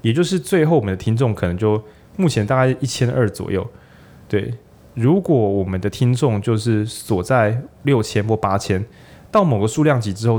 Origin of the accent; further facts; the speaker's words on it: Changhua County, Taiwan; 或者我是彰化人嘛，那种控肉饭那种店